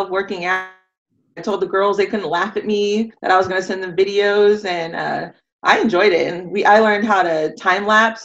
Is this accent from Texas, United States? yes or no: yes; San Antonio, Texas, United States; I'm from San Antonio, born and raised, grew up in all of Northeast